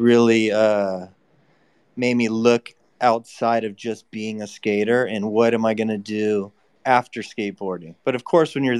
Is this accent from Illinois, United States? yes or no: no; San Francisco, California, United States; Growing up in San Francisco